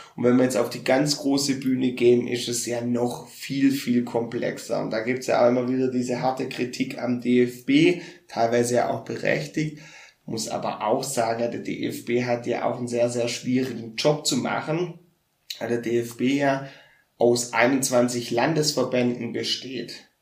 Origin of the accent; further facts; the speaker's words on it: Baden-Württemberg, Germany; ich bin ja auch Schwabe